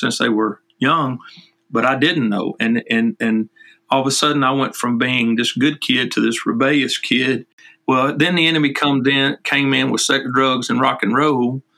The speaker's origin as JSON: {"language": "English", "area": "south of Nashville", "region": "Tennessee", "country": "United States", "tie": "born or raised there", "also_born_or_lived": "Texas", "moved": "yes", "lives_now": "Florence, Alabama, United States", "said": "I was born in Tennessee, south of Nashville"}